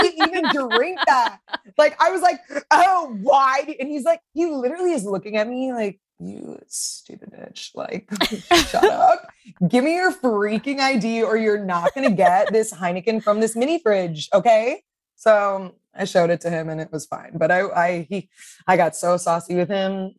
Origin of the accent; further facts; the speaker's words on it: Miami, Florida, United States; a kind of person that I grew up with in Miami